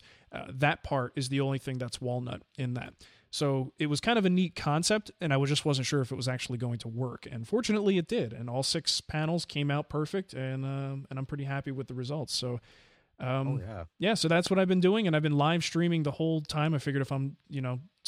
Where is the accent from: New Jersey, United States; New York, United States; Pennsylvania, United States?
New Jersey, United States; I grew up in New Jersey and had my house broken into like 3 times